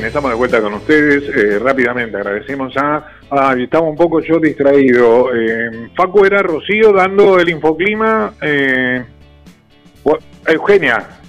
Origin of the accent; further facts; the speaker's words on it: Argentina; como argentino